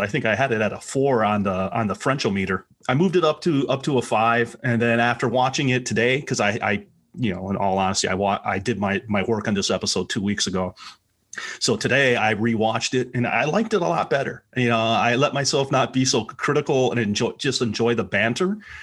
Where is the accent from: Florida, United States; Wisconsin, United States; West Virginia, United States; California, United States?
Wisconsin, United States; Milwaukee; where I grew up in Milwaukee, uh, in Wisconsin.